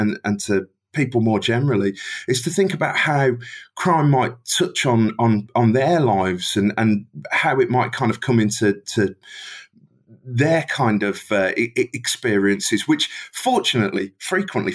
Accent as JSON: {"language": "English", "town": "Birmingham", "region": "West Midlands", "country": "United Kingdom", "accent": "Brummie", "said": "I live in Birmingham, England's fantastic second city"}